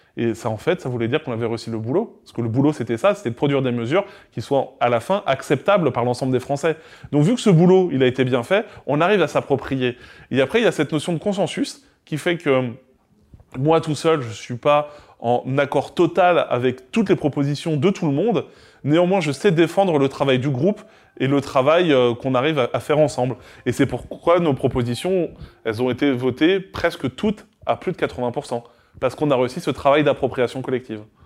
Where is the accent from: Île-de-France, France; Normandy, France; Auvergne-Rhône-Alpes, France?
Normandy, France; near Caen, Calvados; je viens de Normandie, euh, à côté de Caen, dans le Calvados